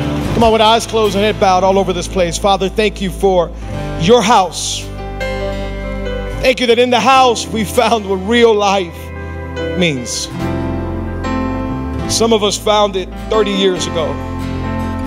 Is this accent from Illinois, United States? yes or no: no; Hialeah, Florida, United States; I grew up in Hialeah.